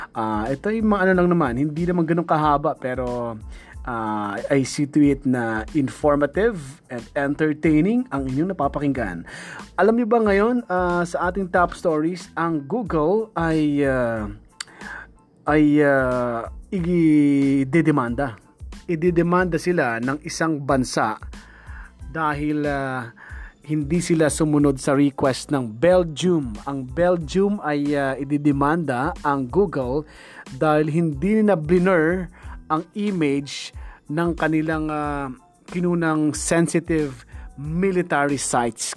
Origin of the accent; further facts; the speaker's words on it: Philippines; bilang Filipino